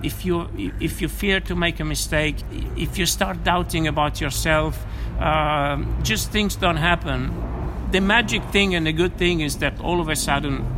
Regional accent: Rome, Lazio, Italy; I come from Rome.

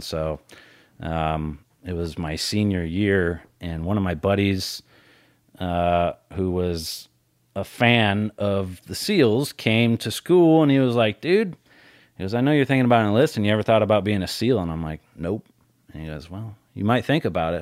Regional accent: Colorado, United States; I grew up in Colorado.

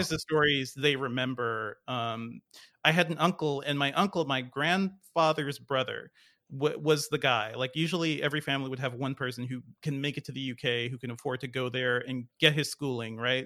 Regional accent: Hartford, Connecticut, United States; moved away as an adult; also born or lived in Guyana; now in Atlanta, United States; I grew up in Connecticut, in Hartford, Connecticut

